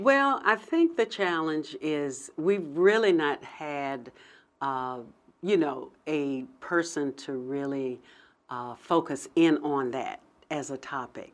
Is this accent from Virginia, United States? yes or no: yes; Hampton, Virginia, United States; also born or lived in Pennsylvania; I grew up in Hampton, and I, uh, went to undergrad at Hampton